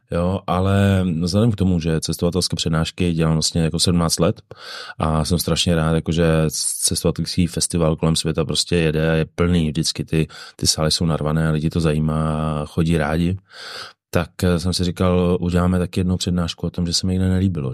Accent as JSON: {"language": "Czech", "region": "Bohemia", "country": "Czechia", "said": "jsem z Čech"}